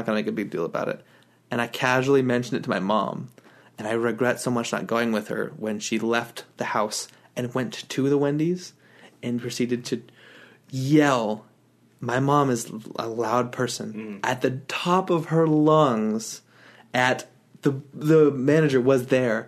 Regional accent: Utah, United States; moved away; I moved out of Utah, because I grew up in Utah.

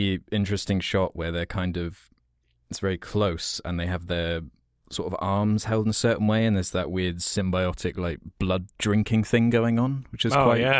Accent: England, United Kingdom; accent: English; It's just my English accent makes me sound like I'm just always miserable.

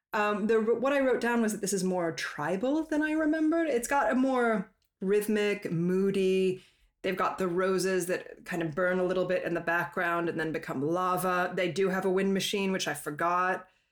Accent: Colorado, United States; moved away; I'm from Colorado

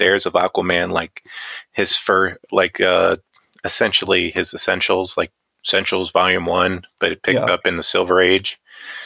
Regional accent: Northwest Ohio, United States; I'm from Northwest Ohio.

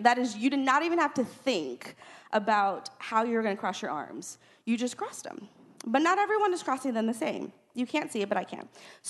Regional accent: Texas, United States; born there; because I feel like it has given me such perspective in the way that I was born in South Texas

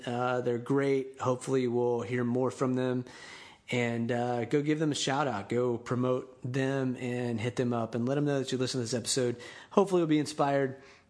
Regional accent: Panama City, Florida, United States; now in Tampa, United States; There's some guys that I know from my hometown in Panama City, Florida.

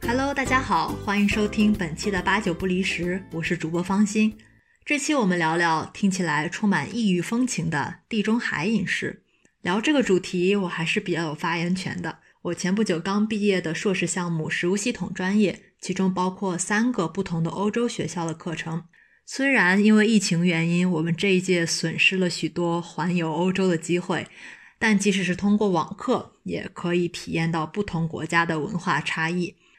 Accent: China; 我作为一个中国人，多年的吃饭习惯是一口菜一口饭这样吃的

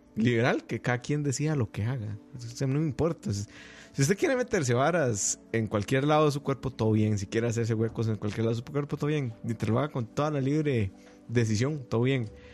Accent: Costa Rica; como costarricense

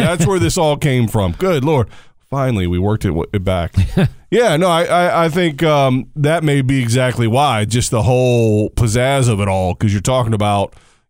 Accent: Mid-Atlantic, United States; I'm from the mid-Atlantic.

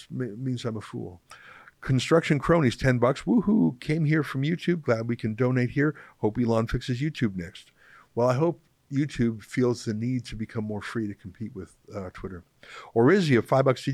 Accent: Western Canada, Canada; moved away; as a English Canadian originally from the West

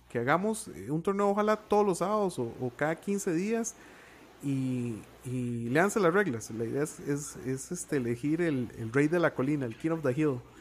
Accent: Costa Rica

